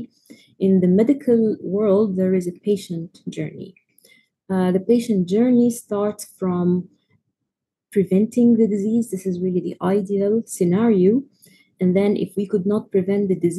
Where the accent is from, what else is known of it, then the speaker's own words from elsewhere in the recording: Egypt; I am from Egypt